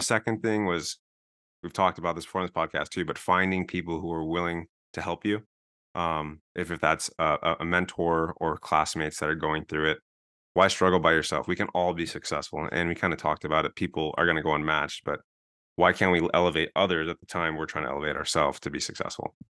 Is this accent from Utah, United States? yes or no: no; Southern California, United States; moved away as an adult; also born or lived in Denver; I'm from Southern California